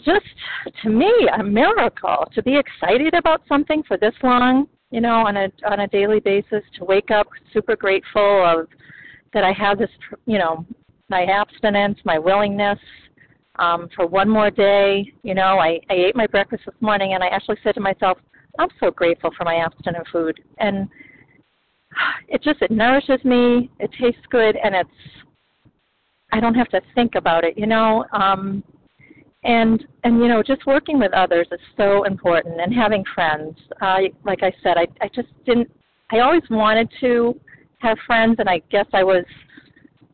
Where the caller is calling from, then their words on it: the Berkshires, Massachusetts, United States; I'm calling from Massachusetts, from Berkshires